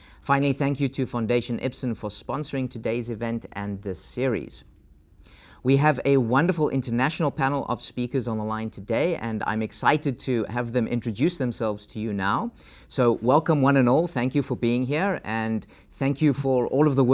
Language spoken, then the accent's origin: English; South Africa; moved away; my home country of South Africa